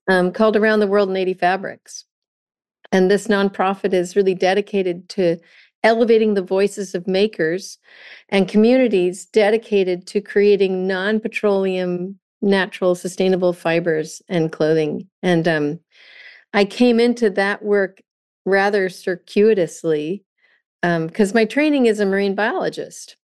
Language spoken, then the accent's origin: English; California, United States; also born or lived in Vermont; growing up in California with this beautiful ocean